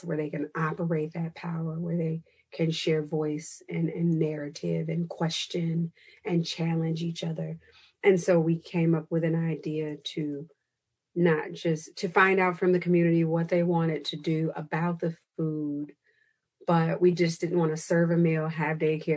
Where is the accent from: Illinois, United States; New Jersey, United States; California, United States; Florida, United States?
Illinois, United States; Chicago; I am from Chicago